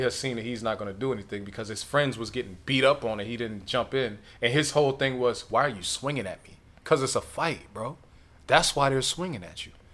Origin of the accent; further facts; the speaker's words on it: Midwest, United States; I'm from the Midwest